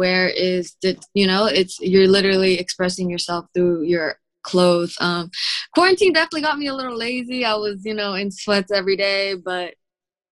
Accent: Sunnyvale, California, United States; I'm from Sunnyvale, which is like the suburbs near San Jose in the Bay Area

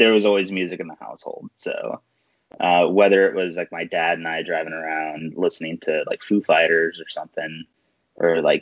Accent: Fort Worth, Texas, United States; I'm from Fort Worth

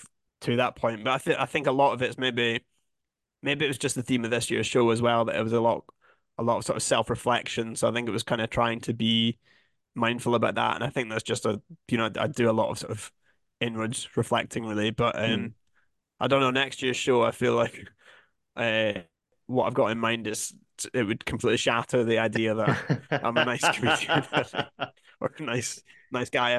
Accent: Scotland, United Kingdom; accent: Scottish; moved away as an adult; also born or lived in Edinburgh; now in London, United Kingdom; back in Scotland, it's, you know, you're like everyone else

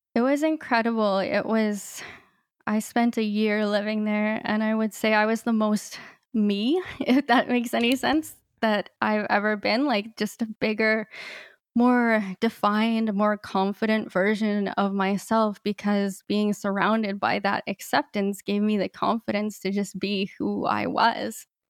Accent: Canada; moved away as an adult; also born or lived in Peru; my life as a blind person growing up in Canada and then moving to Latin America

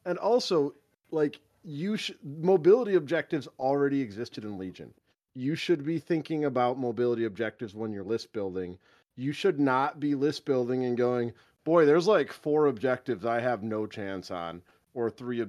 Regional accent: United Kingdom; As a British person, there's nothing you hate more than representing American views and opinions properly.

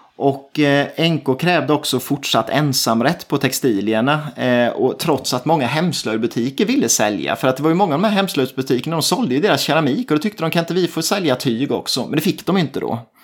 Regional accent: Småland, Sweden; det känner vi ju till här som smålänningar

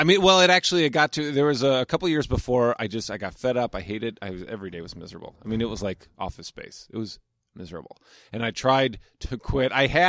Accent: Omaha, Nebraska, United States; moved away as an adult; Omaha, Nebraska.

